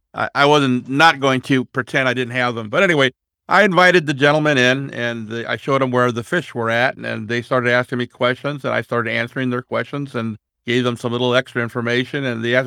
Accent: California, United States; now in Roseburg, United States; Okay, well, I'm from Roseburg, Oregon, and I was originally from California. And when I moved up to Roseburg in 1992, I carried a couple piranhas with me that I kept as pets.

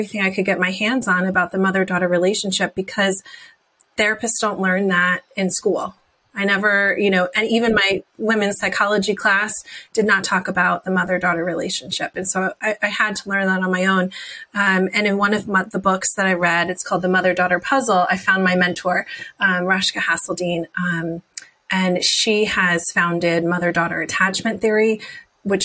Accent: New Jersey, United States; I grew up in New Jersey in a tiny little farm town

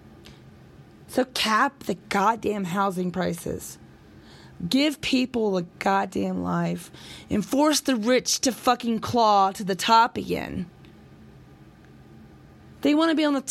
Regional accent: United States; I'm an American boy

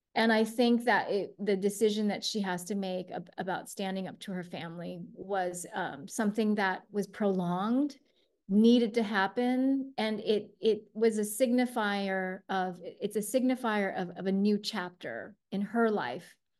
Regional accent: United States; born or raised there; also born or lived in Taiwan

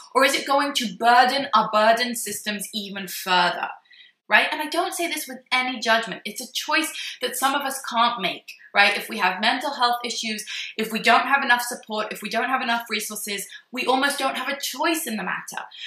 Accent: Jerusalem, Jerusalem District, Israel; my hometown in Jerusalem

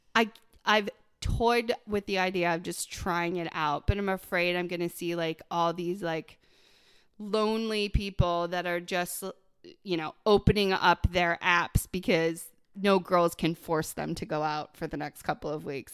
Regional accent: Buffalo, New York, United States; moved away; I grew up in Buffalo

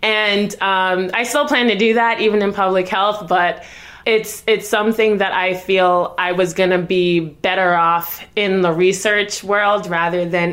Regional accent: Jamaica; I was born in Jamaica myself.

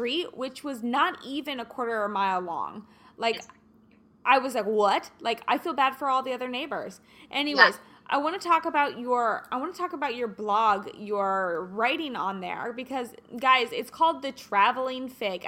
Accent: Kansas City, United States; now in Los Angeles, United States; I'm from Kansas City

